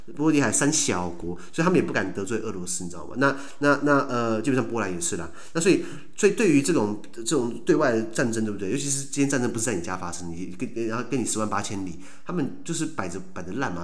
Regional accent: Taiwan; 就是我们台湾

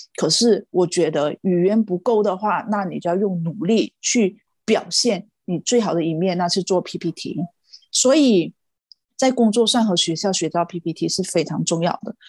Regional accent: Malaysia; moved away as an adult; also born or lived in Taiwan; now in Ireland; 我是来自马来西亚，然后今年三十三岁

